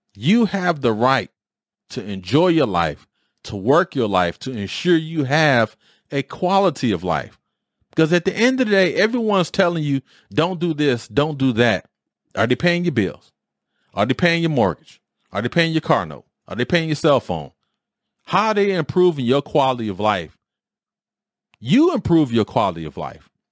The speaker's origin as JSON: {"language": "English", "town": "Detroit", "region": "Michigan", "country": "United States", "tie": "born or raised there", "moved": "as an adult", "said": "where I grew up in Detroit"}